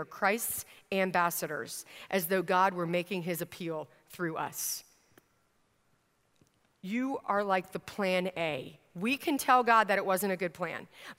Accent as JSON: {"language": "English", "region": "Virginia", "country": "United States", "tie": "born or raised there", "said": "I grew up in Northern Virginia at one point in my stint all across the country as a military brat."}